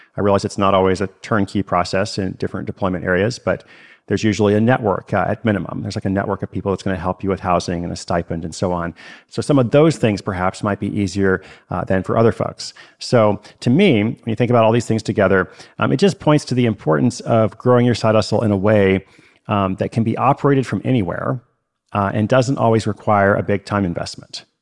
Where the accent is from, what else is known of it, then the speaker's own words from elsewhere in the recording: United States; I am American